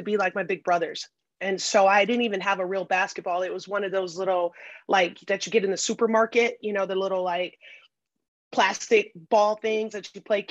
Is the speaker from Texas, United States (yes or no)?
no; Flint, Michigan, United States; moved away as an adult; also born or lived in Portugal; So I grew up in Flint, Michigan